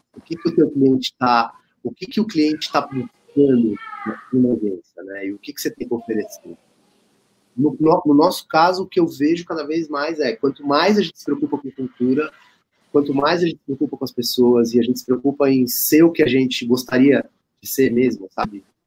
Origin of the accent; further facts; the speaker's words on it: Brazil; a gente é brasileiro, a gente é uma empresa, né, de brasileiros